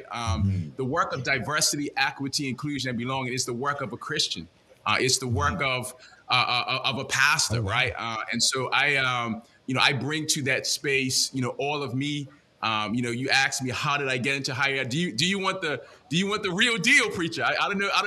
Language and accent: English; Bermuda; Come on, you gotta you gotta enunciate. I'm from Bermuda